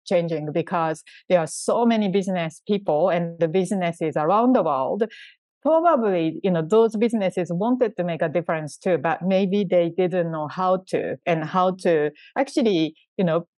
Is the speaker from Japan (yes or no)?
yes; Japan; I was born in Japan and grew up in Japan